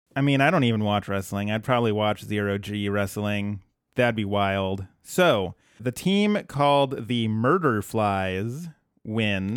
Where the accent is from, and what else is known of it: Colorado, United States